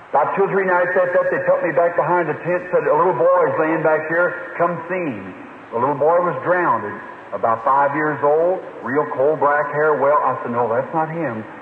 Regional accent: United States; I'm American, born here generation after generation

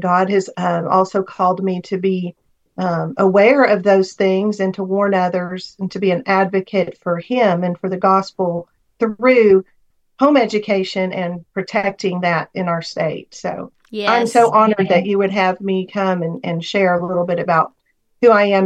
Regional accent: Oklahoma, United States; moved away as an adult; also born or lived in Alaska; We're from Oklahoma.

